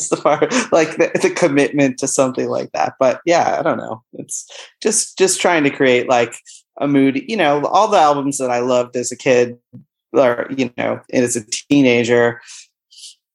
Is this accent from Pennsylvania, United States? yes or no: no; Buffalo, New York, United States; moved away as an adult; also born or lived in Boston, Massachusetts; now in Vermont, United States; I grew up in Buffalo, but I haven't lived there since I was 18